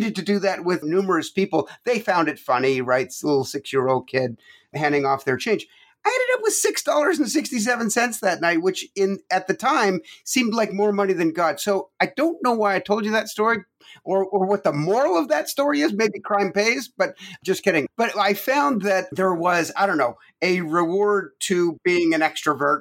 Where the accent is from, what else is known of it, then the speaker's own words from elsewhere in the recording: Toronto, Ontario, Canada; moved away as an adult; also born or lived in Quebec, Canada; now in United States; I was born in Quebec, Canada, and grew up from age 9 on in Toronto. So between Quebec and Toronto. So I'm Canadian, 100%